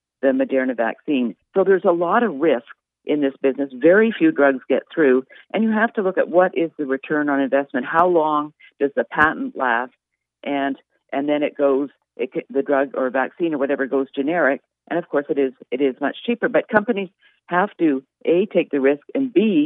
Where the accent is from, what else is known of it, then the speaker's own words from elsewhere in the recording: Canada; now in United States; I'm from Canada